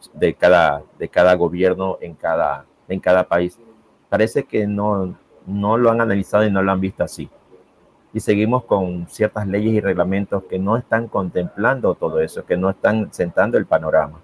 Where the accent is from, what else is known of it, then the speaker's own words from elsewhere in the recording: Guayaquil, Guayas, Ecuador; me fui a la Facultad de Filosofía de la Universidad Estatal de aquí, de mi ciudad de Guayaquil